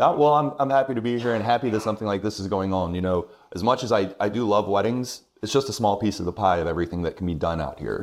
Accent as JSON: {"language": "English", "town": "Irmo", "region": "South Carolina", "country": "United States", "tie": "born or raised there", "also_born_or_lived": "Augusta, Georgia / Rock Hill, South Carolina", "lives_now": "Lexington, United States", "said": "Irmo, actually. That's right, okay. Yes, yeah, yeah. Uh, ever since I was two. I was born in Georgia, just right there in Augusta"}